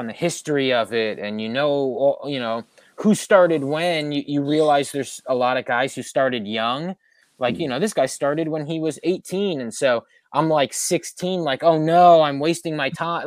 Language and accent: English; New Jersey, United States; I'm from Jersey